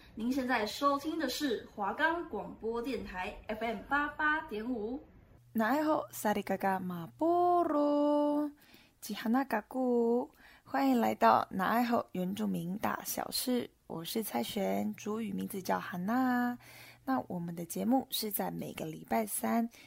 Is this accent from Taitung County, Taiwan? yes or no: yes; Guanshan, Taitung County, Taiwan; 我是来自台东关山德高杂谷饭部落的阿美族